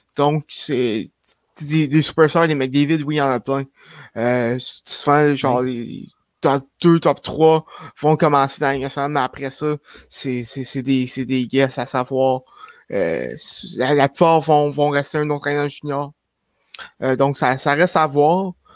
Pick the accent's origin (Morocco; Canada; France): Canada; Shawinigan, Quebec; je viens de Shawinigan